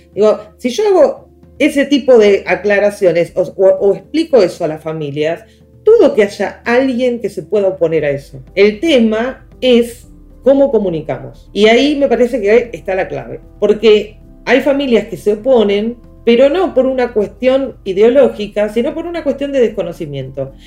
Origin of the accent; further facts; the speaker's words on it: La Plata, Buenos Aires Province, Argentina; yo soy de Ciudad de la Plata